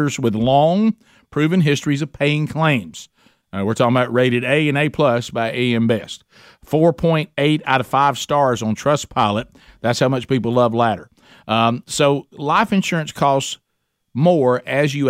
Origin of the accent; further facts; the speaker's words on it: United States; me as an American